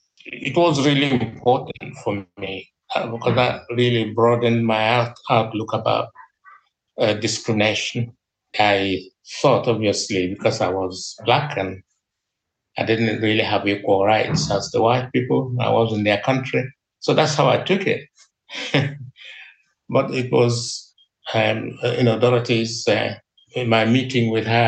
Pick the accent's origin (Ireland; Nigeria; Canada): Nigeria; moved away as an adult; now in Liverpool, United Kingdom; I came from Nigeria